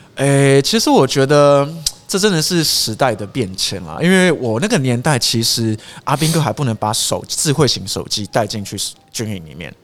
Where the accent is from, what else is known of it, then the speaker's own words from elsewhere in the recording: Taiwan; 我们台湾人